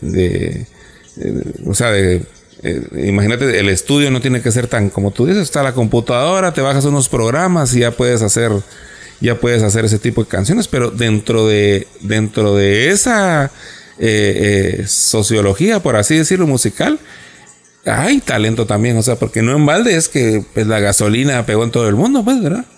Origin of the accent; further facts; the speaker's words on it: Guatemala; los dos somos guatemaltecos